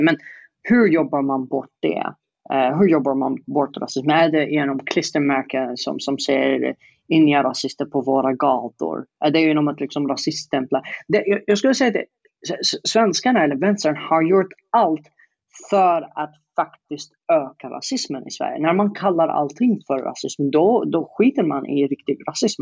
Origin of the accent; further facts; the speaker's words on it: Yemen; Swedish is a second language; moved away as an adult; now in Sweden; att sitta i Yemen i 20 år